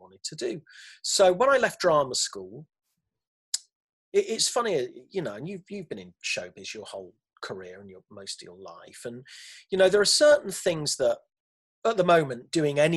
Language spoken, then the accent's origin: English; Leicester, East Midlands, United Kingdom; moved away; I was born and brought up in Leicester, where my mum still is, still in the same house